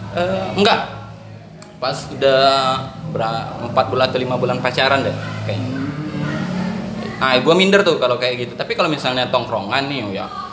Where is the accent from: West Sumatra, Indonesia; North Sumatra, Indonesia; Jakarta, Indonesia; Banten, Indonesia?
West Sumatra, Indonesia; Padang; saya orang Padang tuh bilangnya kayak pukek harimau